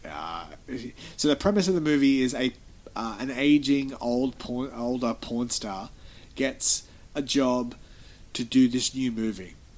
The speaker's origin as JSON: {"language": "English", "country": "Australia", "said": "we're Australian."}